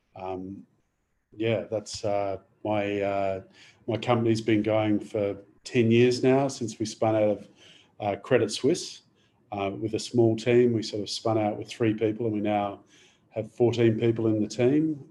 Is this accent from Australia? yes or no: yes; Adelaide, South Australia, Australia; moved away; I originally I'm from Adelaide.